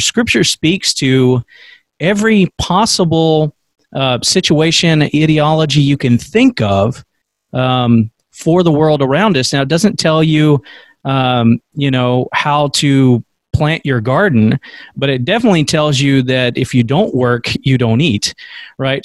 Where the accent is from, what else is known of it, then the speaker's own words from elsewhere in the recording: United States; as American Christians